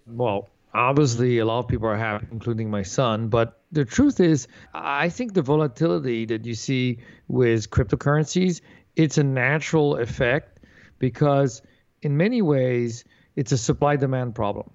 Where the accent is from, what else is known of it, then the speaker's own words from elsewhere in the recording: Paris, Île-de-France, France; moved away; also born or lived in Santa Monica, California, United States; I was born in Santa Monica, California but left when I was four. My parents moved to Europe, so I grew up in Paris, France